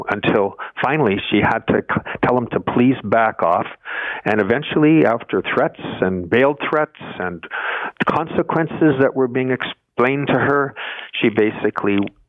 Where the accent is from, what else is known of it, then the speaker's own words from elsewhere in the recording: Canada; One of the things I take as a Canadian very, very, very seriously